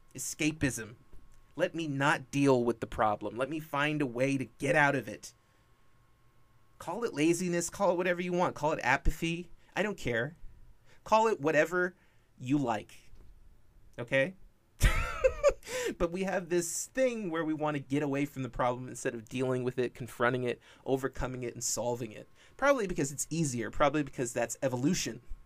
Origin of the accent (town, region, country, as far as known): California, United States; born or raised there